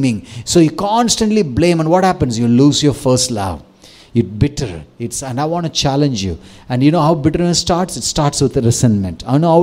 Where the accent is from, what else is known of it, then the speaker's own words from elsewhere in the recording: Tamil Nadu, India; I grew up thinking, first I'm Tamilian, second Indian.